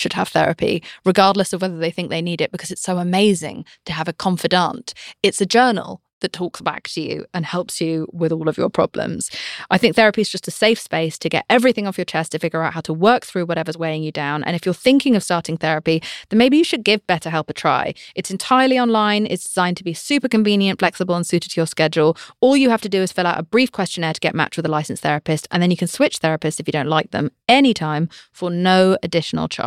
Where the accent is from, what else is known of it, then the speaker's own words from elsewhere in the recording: United Kingdom; I'm British.